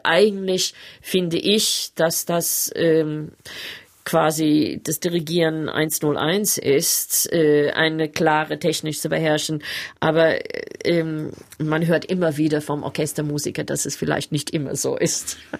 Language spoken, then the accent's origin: German; Sydney, New South Wales, Australia; German is a second language; moved away as an adult; also born or lived in Berlin / Cologne; ein junges Mädchen aus Manly in Sydney. Ich bin fast am Strand aufgewachsen